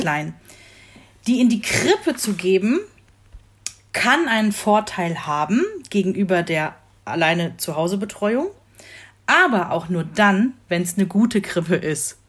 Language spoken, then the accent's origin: German; Rhineland, Germany; moved away; meine Heimatgemeinde, also da, wo ich ursprünglich herkomme, ein beschauliches äh, Städtchen im Rheinland